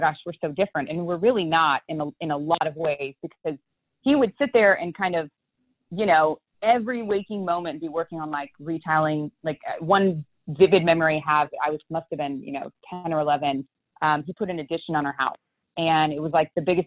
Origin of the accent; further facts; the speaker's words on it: Houston, Texas, United States; I grew up here in Houston, Texas